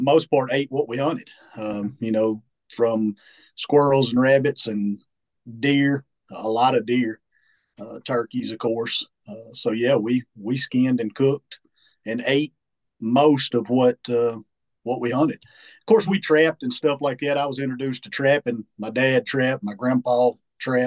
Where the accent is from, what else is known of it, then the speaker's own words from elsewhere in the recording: Goat Neck, Arkansas, United States; also born or lived in Warren, Arkansas; I grew up just about 20 miles from here in a little town called Goat Neck, Arkansas. Goat Neck, Arkansas, born and raised.